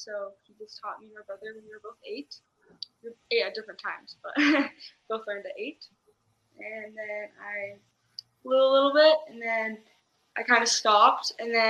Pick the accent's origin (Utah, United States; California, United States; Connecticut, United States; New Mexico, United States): Utah, United States; South Jordan; South Jordan. So it's close.